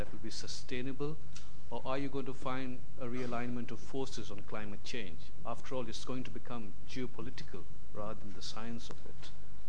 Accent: India; I'm from India, and I'm here at the Gurukul Leadership Program.

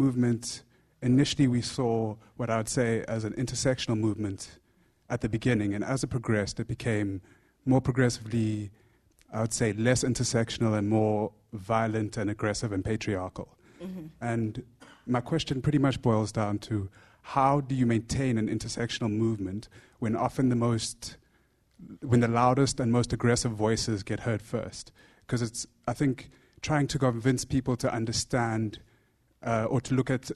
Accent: South Africa; moved away as an adult; I'm from South Africa. Just moved here as a doctor

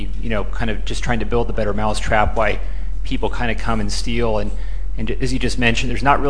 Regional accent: United States; now in London, United Kingdom; I'm an American PhD student here at the LSE

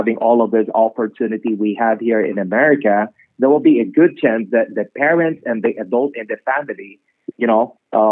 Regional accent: Philippines; I'm from the Philippines, and we love music, we love food

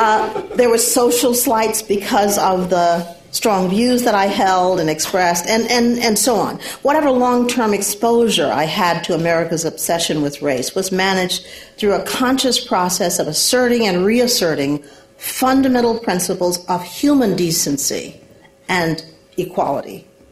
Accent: the Jim Crow South, United States; moved away; the experience of growing up in the Jim Crow South

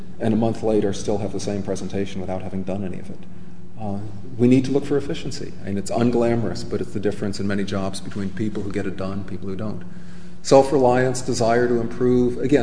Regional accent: United States; as an American

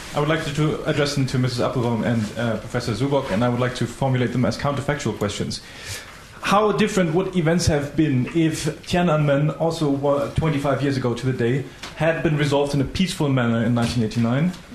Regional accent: Poland

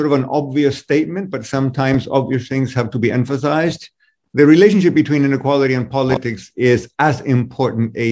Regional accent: Chile; I'm from Chile

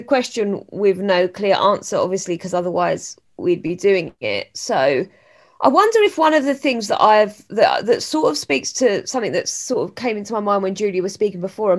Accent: London, United Kingdom; now in Exeter, United Kingdom; I live in Exeter and I think a lot about London. I mean, I'm from London, so all my family's there

